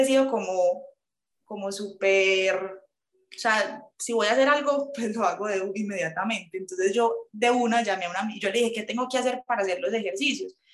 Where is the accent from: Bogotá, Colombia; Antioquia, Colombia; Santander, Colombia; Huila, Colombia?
Antioquia, Colombia; Medellín; soy de Medellín